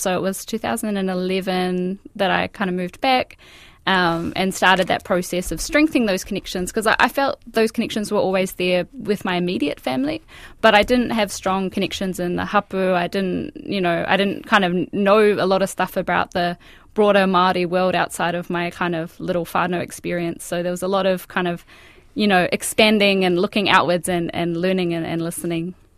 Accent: Australia; moved away as an adult; now in Whangarei, New Zealand; I was born and raised in Australia

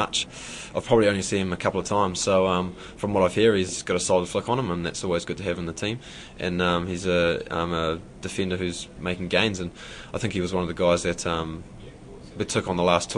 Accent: Wellington, New Zealand; moved away as an adult; now in Auckland, New Zealand; the tournament this year is in Wellington, and I'm playing for Auckland this year, my first season, so I have to go back and play in front of my hometown

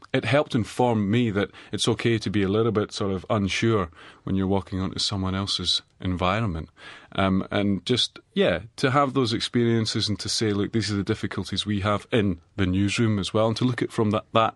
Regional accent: Edinburgh, Scotland, United Kingdom; now in New Zealand; I'm from Edinburgh.

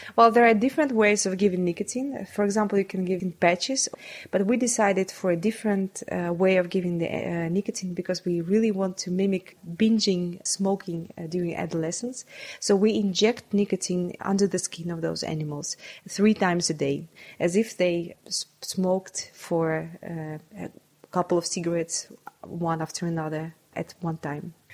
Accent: Saint Petersburg, Russia; English is a second language; I was uh, born and uh, brought up in St. Petersburg

